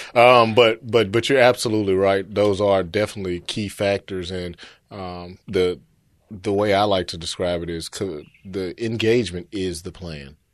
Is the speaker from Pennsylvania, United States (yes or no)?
no; Memphis, Tennessee, United States; also born or lived in New York; born and raised in Memphis, grew up over in, uh, Oak Haven area, graduated from East High School